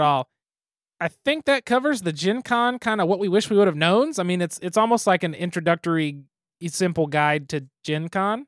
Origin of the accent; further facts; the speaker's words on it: Midwest, United States; I'm from the Midwest